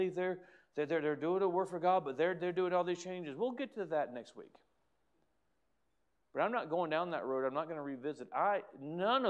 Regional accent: United States; As an American

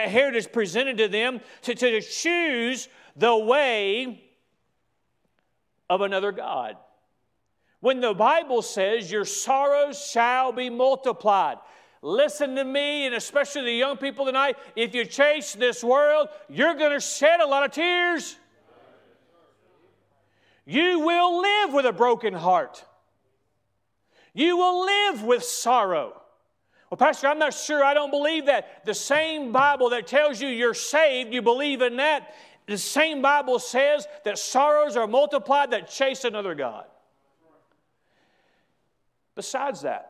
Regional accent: United States; I have a heritage as an American that I'm proud

